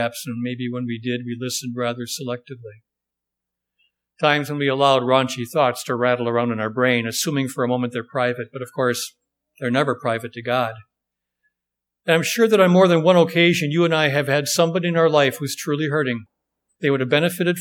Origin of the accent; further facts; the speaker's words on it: Wisconsin, United States; I'm from Wisconsin